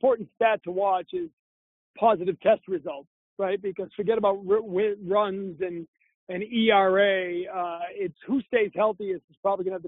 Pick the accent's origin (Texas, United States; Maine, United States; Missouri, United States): Maine, United States; moved away as an adult; now in Boston, United States; I'm a kid from Maine. I'm from New England. I grew up cheering for all these teams